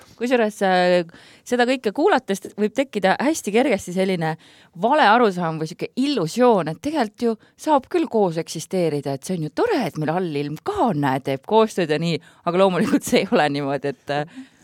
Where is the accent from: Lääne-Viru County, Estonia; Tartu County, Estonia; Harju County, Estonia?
Harju County, Estonia; Klooga; Klooga on minu kodukoht väga hingelähedane mulle